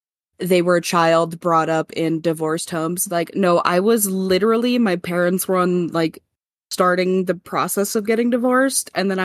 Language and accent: English; Montana, United States; I was born and raised here in Montana.